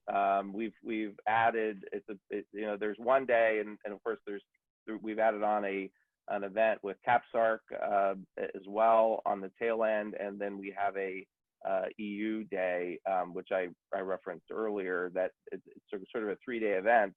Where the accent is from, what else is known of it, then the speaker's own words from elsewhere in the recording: United States; I'm an American